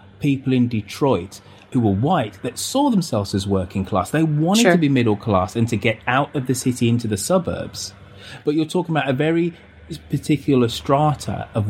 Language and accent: English; England, United Kingdom; My identity of being English